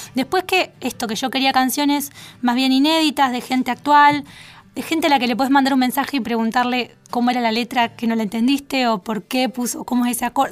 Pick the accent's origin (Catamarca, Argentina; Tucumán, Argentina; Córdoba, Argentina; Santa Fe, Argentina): Santa Fe, Argentina; Villa Constitución; moved away as an adult; now in Buenos Aires, Argentina; yo soy de Bella Constitución